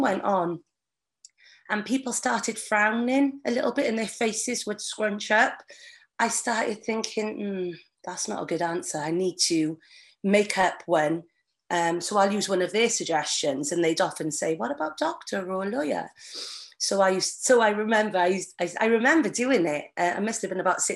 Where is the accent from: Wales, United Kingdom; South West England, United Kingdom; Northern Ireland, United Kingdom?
Wales, United Kingdom; Barry; also born or lived in Manchester; And we came over to Barry, South Wales, and I've been here all my life.